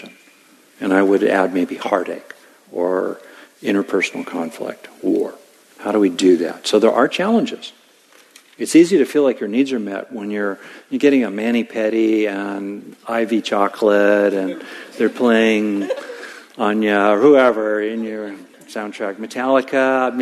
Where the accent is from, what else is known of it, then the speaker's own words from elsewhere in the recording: Southern California, United States; I grew up in Southern California.